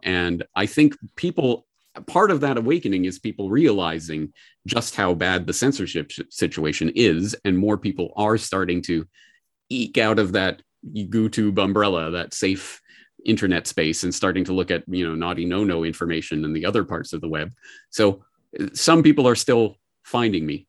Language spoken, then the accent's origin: English; Canada; now in Japan; a Canadian living in Japan